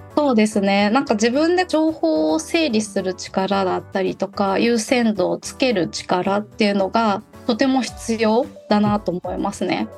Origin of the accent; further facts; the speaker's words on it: Osaka / Kyoto, Kansai, Japan; 地元が大阪京都なんですけれども